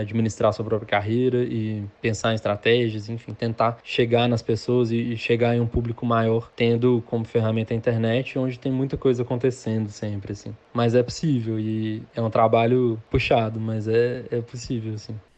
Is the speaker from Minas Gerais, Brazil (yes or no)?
yes; Belo Horizonte, Minas Gerais, Brazil; Eu nasci, fui criado e moro até hoje em Belo Horizonte